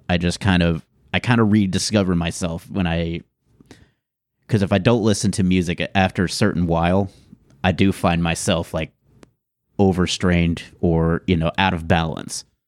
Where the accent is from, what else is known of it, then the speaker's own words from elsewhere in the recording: Houston, Texas, United States; I grew up in Houston